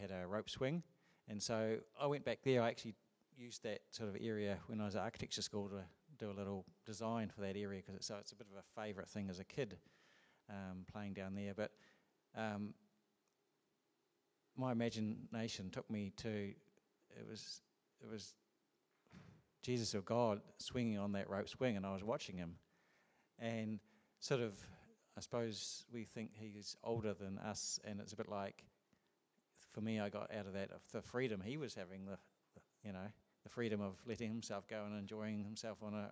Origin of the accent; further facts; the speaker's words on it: Ashburton, Canterbury, New Zealand; I grew up in Ashburton, and actually in Timwood on Grove Street